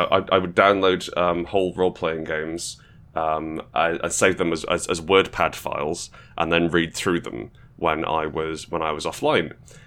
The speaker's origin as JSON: {"language": "English", "country": "Portugal", "tie": "born or raised there", "said": "I grew up in Portugal. I grew up in... {S1} Okay. {S2} I grew up in, it was a very English... predominantly English-speaking community I was"}